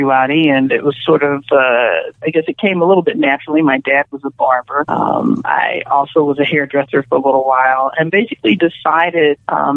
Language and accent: English; Philadelphia, Pennsylvania, United States; moved away as an adult; also born or lived in Chicago; now in Los Angeles, United States; I'm originally from Philadelphia.